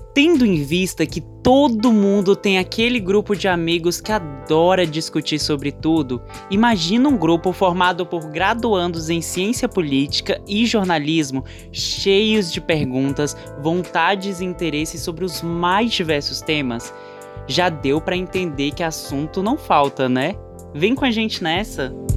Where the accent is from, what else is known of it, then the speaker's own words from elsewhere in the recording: Brasília, Federal District, Brazil; moro em Brasília, nasci aqui também